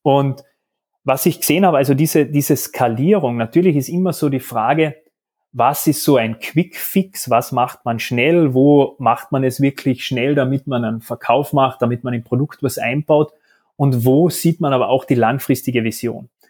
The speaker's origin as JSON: {"language": "German", "region": "Carinthia", "country": "Austria", "moved": "yes", "lives_now": "Vienna, Austria", "said": "dann aber auch quasi beide von Kärnten, du zuerst nach Wien, dann Salzburg, ich bin jetzt mittlerweile auch in Wien."}